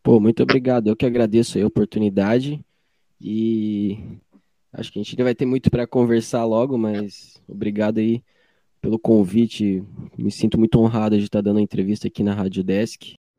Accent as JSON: {"language": "Portuguese", "town": "Joinville", "region": "Santa Catarina", "country": "Brazil", "tie": "born or raised there", "said": "que sou nascido aqui em Joinville"}